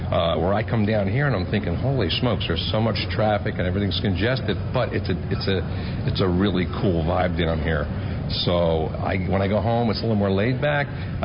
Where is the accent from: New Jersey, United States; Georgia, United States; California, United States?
New Jersey, United States; now in Tampa, United States; I grew up in New Jersey. Hated the winters.